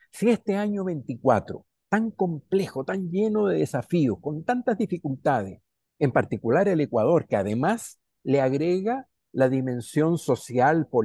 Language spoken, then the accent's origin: Spanish; Chile; also born or lived in Venezuela; yo soy chileno y soy venezolano. Entonces se me, sale el Caribe en mi alegría y la tristeza en mi ser de la sierra también. Soy de la cordillera, mi corazón es cordillera.